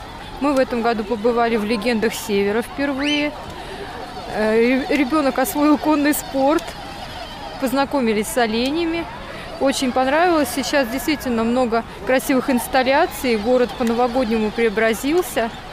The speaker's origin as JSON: {"language": "Russian", "area": "Gadzhiyevo", "region": "Murmansk Oblast", "country": "Russia", "said": "Мы из Гаджила"}